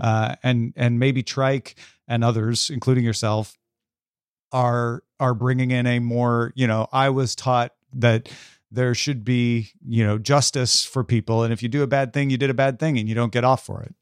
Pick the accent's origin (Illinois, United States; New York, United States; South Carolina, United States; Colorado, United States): Illinois, United States; I grew up in Illinois